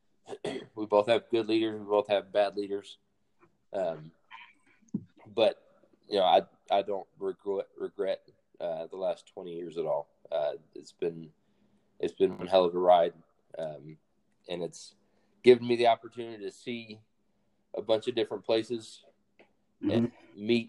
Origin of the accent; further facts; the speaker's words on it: Mobile, Alabama, United States; moved away as an adult; also born or lived in Fort Rucker, Alabama; born and raised in Alabama, raised, like I said, majority of the time in Mobile